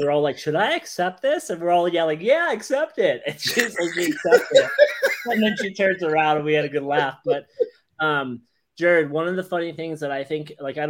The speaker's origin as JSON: {"language": "English", "region": "England", "country": "United Kingdom", "said": "I got it right here for all those who don't think I'm actually English."}